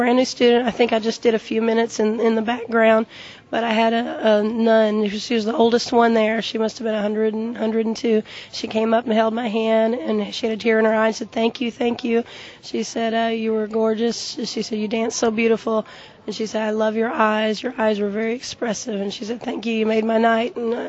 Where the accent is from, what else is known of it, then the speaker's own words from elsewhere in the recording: Springfield, Missouri, United States; My troupe is Red Moon Tribe, and I'm from Springfield, Missouri.